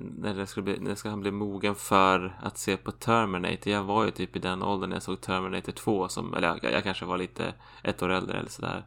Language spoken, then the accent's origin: Swedish; Sweden; jag som svensk